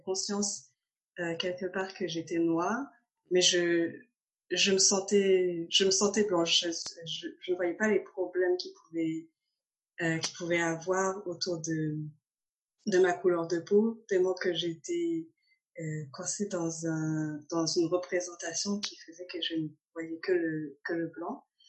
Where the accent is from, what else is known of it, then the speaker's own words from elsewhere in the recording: Normandy, France; moved away as an adult; also born or lived in Port-au-Prince, Haiti / Toronto, Canada / Quebec, Canada; now in Canada; j'ai grandi en France, en Normandie.